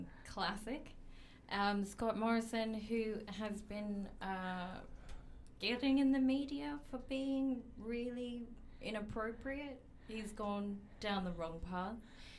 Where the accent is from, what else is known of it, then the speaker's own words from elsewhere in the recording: Australia; now in London, United Kingdom; I'm Australian.